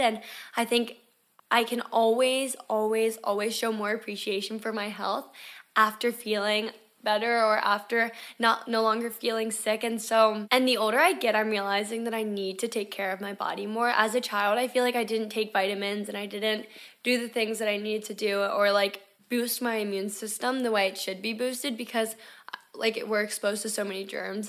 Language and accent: English; Delaware, United States; moved away as an adult; also born or lived in Florida; if I didn't move out of Delaware when I did when I was eighteen years old